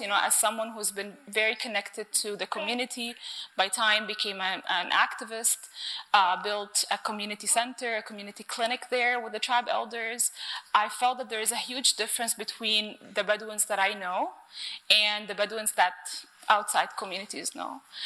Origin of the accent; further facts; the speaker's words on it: Cairo, Cairo Governorate, Egypt; I was brought up in Cairo